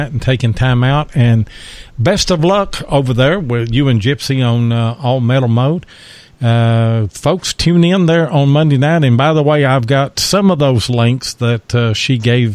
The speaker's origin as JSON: {"language": "English", "region": "Texas", "country": "United States", "tie": "born or raised there", "said": "I was born in Texas as well"}